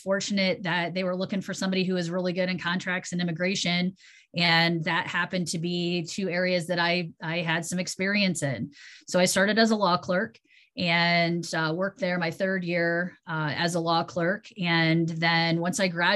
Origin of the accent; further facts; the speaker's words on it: Bryan, Ohio, United States; I am originally from Bryan, Ohio, which is a very small town in Northwest